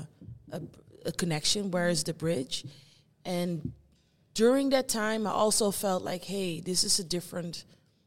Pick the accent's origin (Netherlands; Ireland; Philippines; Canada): Netherlands; I was born here in the Netherlands. I grew up here. My parents and my family are from Curaçao